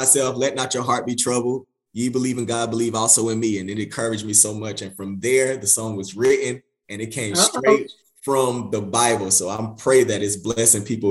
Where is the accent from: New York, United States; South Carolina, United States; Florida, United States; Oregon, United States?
South Carolina, United States; Dillon; now in Columbia, United States; Originally from Dillon, South Carolina, now living in Columbia, South Carolina